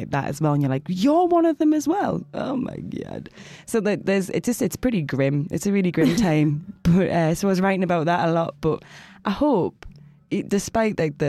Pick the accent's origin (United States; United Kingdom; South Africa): United Kingdom; South Shields, North East England; In the northeast. So place called South Shields.